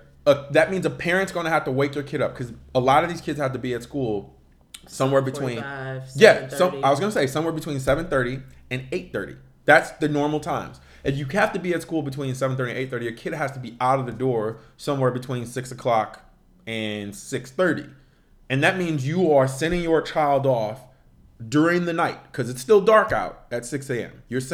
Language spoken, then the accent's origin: English; Midwest, United States; now in New York, United States; I'm from the Midwest, ultimately